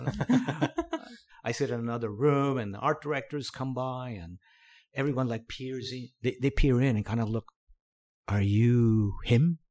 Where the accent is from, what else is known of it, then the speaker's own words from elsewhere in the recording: Cavite City, Calabarzon, Philippines; now in United States; I grew up in the Philippines. I was born there. s, born in a small town, um, called Cavite City.